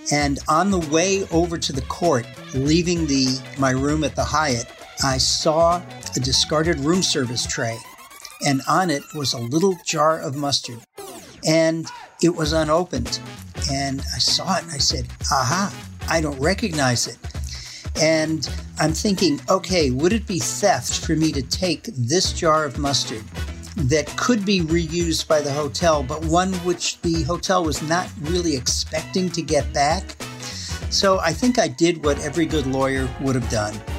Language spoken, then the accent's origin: English; Massachusetts, United States; moved away as an adult; also born or lived in Wisconsin; now in Middleton, Wisconsin, United States; I'm originally from Massachusetts